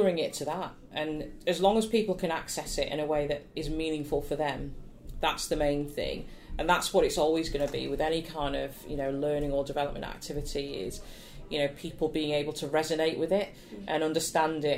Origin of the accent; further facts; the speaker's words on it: Nottingham, East Midlands, United Kingdom; I grew up in Nottingham, would perform at the Theatre Royal